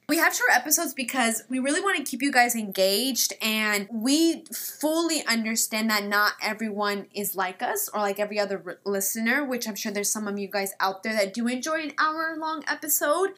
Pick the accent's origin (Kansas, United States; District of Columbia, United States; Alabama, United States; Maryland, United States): Kansas, United States; first language Spanish; English is a second language; moved away as an adult; now in California, United States; I'm from the Midwest, Kansas specifically. And I moved to California not that long ago